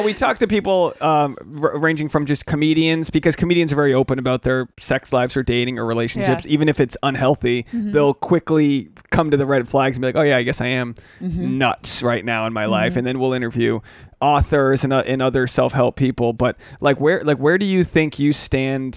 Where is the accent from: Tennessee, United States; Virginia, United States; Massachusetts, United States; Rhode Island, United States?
Rhode Island, United States; growing up in Rhode Island